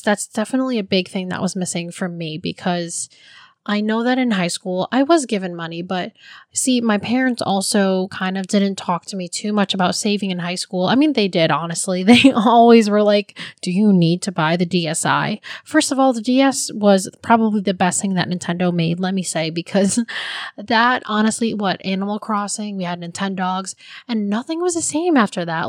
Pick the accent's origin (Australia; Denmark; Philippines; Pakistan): Philippines; now in United States; as a Filipino